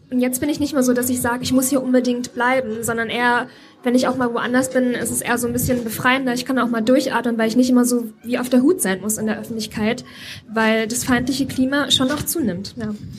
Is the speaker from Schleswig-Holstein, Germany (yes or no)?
no; Thuringia, Germany; moved away as an adult; also born or lived in Berlin / United States; now in Leipzig, Germany; Ich bin in Thüringen geboren und aufgewachsen